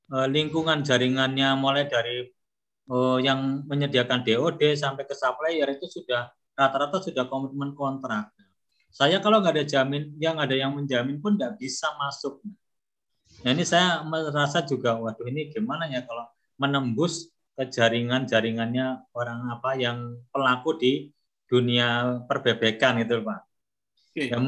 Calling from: Malang, East Java, Indonesia; Saya dari Kota Malang.

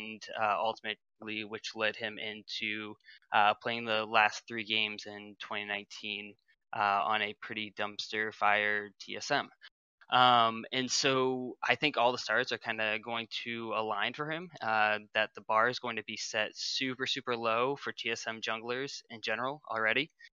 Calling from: Maine, United States

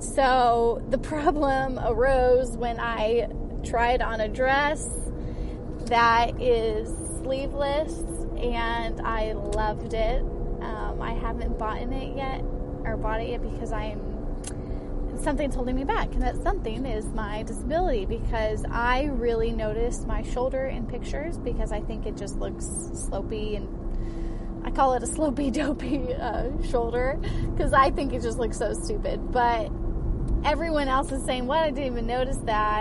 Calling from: Washington, District of Columbia, United States; I am calling from Washington, D.C.

